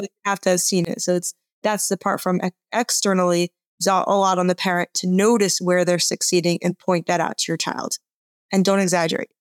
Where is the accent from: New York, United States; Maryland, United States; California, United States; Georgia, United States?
Georgia, United States; Atlanta; I grew up in Atlanta.